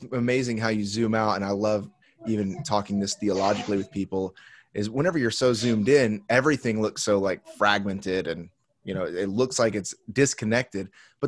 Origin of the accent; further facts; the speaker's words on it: Indianapolis, Indiana, United States; moved away as an adult; also born or lived in Miami, Florida; now in San Diego, United States; grew up in on the south side of Indianapolis, Indiana.